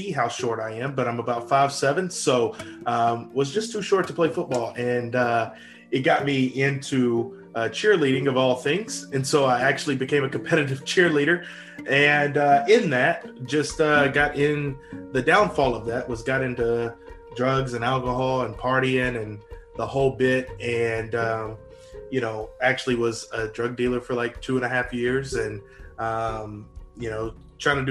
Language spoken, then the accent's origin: English; Northeast Louisiana, United States; also born or lived in Arkansas; I am from Louisiana, Northeast Louisiana.